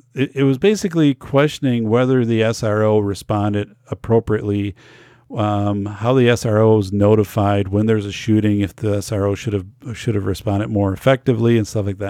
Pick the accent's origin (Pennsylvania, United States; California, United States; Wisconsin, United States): Wisconsin, United States; Wisconsin. in my home state, 'cause I know too many people here